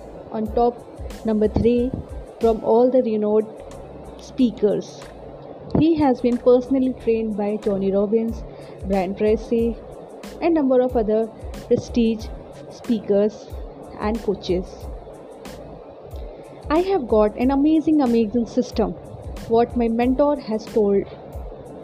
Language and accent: English; India; also born or lived in Lucknow, Uttar Pradesh; I'm from India. I live in Lucknow.